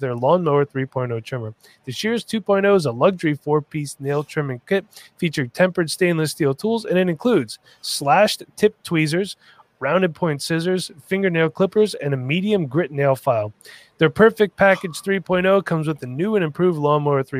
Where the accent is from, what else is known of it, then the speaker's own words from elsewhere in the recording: East Coast, United States; I'm from the East Coast